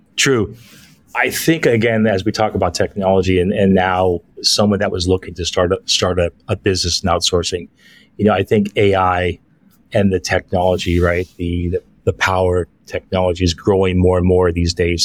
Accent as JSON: {"language": "English", "town": "San Francisco", "region": "California", "country": "United States", "moved": "as an adult", "lives_now": "Philippines", "said": "I'm originally from San Francisco, California"}